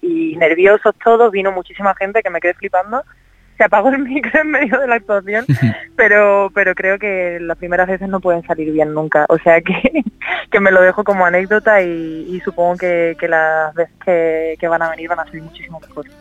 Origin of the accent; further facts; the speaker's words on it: Cádiz, Andalusia, Spain; yo soy de Cádiz